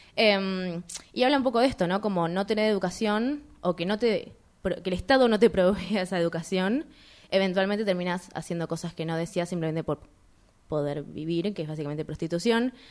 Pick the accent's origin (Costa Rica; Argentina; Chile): Argentina; somos de Argentina